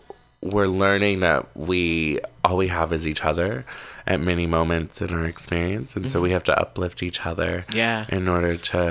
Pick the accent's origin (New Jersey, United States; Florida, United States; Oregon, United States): Oregon, United States; Portland; moved away as an adult; also born or lived in San Francisco; now in Oakland, United States; I'm from Portland, Oregon.